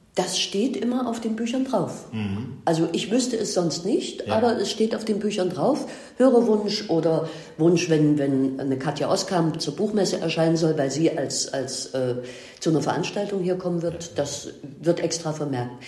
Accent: Leipzig, Saxony, Germany; ich bin in Leipzig geboren, und habe hier den wunderbaren Beruf des Buchhändlers gelernt

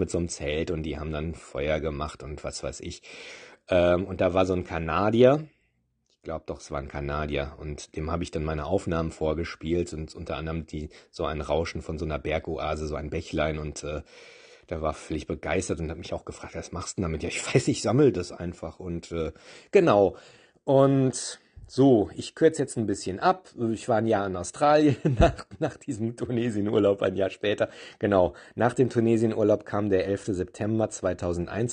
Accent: Olpe, North Rhine-Westphalia, Germany; moved away; ich bin tatsächlich in Olpe geboren, in einem kleinen Dorf, zehn Kilometer von Olpe

